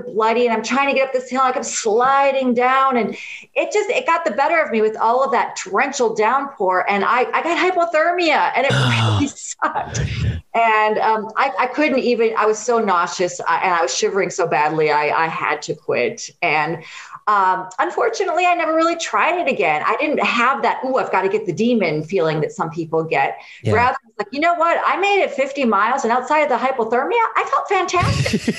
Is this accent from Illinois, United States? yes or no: no; Wisconsin, United States; I'm from Wisconsin. I've lived all over